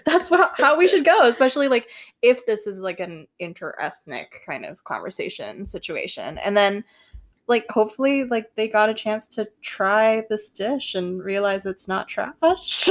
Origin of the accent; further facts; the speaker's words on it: Singapore; I'm Singaporean, like, on top of the many other identities I hold